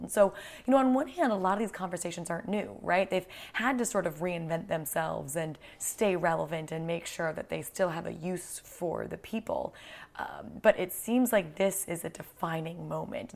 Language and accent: English; United States; I'm American